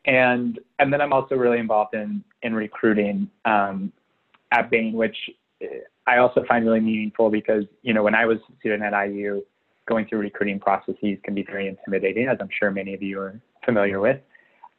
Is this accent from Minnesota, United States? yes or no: no; Jasper, Indiana, United States; originally I'm from Southern Indiana, about 2 hours south of Bloomington, near Jasper, Indiana